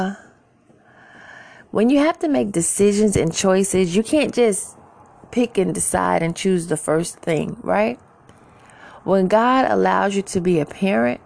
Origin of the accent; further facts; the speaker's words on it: New York City, New York, United States; now in Georgia, United States; I'm originally from Queens, New York